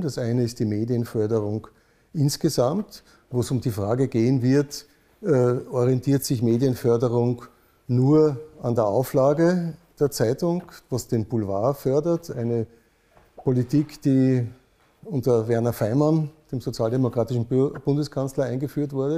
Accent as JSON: {"language": "German", "region": "Vienna", "country": "Austria", "tie": "born or raised there", "said": "bin ich in Wien aufgewachsen. Schon mein Vater war Wiener"}